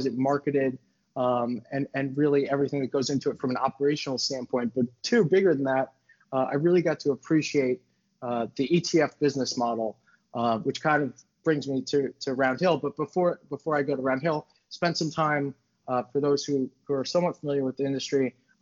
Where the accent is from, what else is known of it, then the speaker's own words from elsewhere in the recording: New York City, New York, United States; I'm from New York City. So I grew up in the city